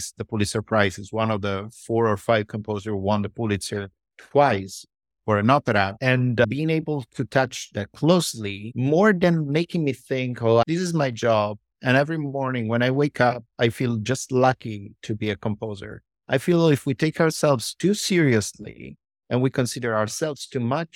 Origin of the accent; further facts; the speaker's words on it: L'Aquila, Abruzzo, Italy; English is a second language; moved away as an adult; also born or lived in north of Italy; now in United States; the one I consider my hometown, even though I wasn't born there. I consider L'Aquila in Abruzzo, even though I was born in the north of Italy.